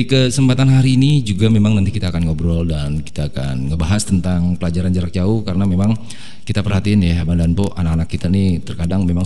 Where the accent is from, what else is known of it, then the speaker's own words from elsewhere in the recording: Depok, West Java, Indonesia; Kalau orang kita tuh orang Depok itu kan orang suka singkat, nggak pakai M, ya ngapain?